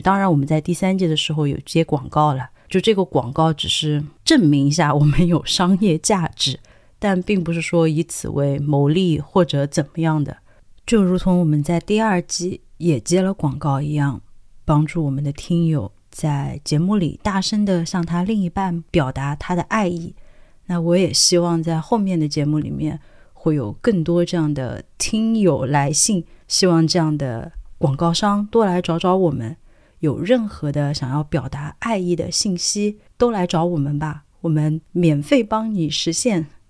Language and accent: Chinese; Sichuan, China; accent: Sichuanese; 我自己本人是四川人嘛，那我当然对于四川话或者是云贵川，我觉得好像我们的话都很类似